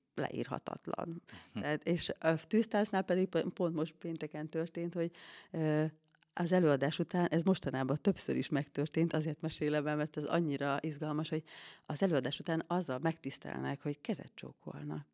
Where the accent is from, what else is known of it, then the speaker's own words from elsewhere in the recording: Tisza riverside, Szabolcs-Szatmár-Bereg, Hungary; now in Székesfehérvár, Hungary; én Szatmár Szatmári lány vagyok, Tisza Parti